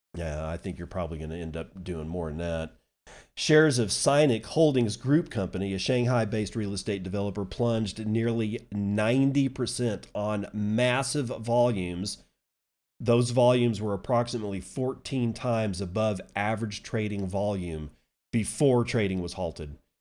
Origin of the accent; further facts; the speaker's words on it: United States; as an American